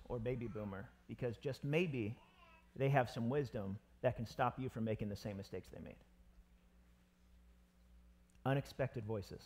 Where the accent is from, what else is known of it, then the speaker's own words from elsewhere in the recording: United States; I'm American